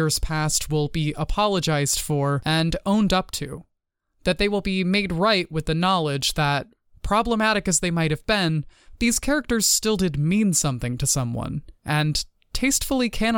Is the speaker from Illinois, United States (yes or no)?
no; Texas, United States; moved away; my home state of Texas